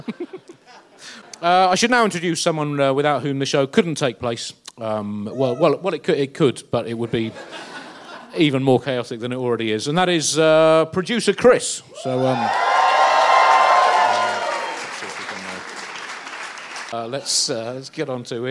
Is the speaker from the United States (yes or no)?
no; United Kingdom; I'm British